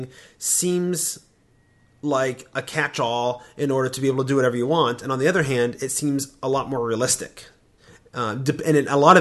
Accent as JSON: {"language": "English", "country": "United States", "said": "I'm American"}